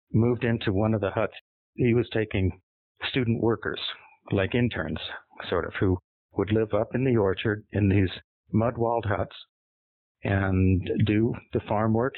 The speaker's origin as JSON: {"language": "English", "town": "Los Angeles", "region": "California", "country": "United States", "tie": "born or raised there", "moved": "as an adult", "said": "I grew up in Los Angeles in the city"}